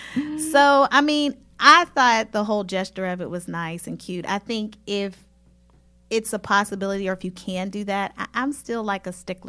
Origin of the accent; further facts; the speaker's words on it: Pittsburgh, Pennsylvania, United States; moved away; I'm originally from Pittsburgh, Pennsylvania, so we had to travel up to visit my parents.